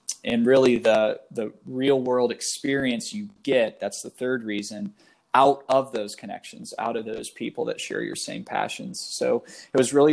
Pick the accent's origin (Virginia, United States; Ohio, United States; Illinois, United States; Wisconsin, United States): Ohio, United States; Wooster; I grew up in Worcester, Ohio